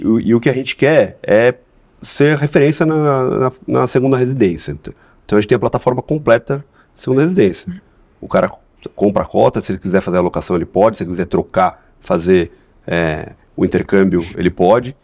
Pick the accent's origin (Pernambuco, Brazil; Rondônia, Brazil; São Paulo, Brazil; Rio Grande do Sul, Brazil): São Paulo, Brazil; Sou de São Paulo, nunca tinha ido para o Espírito Santo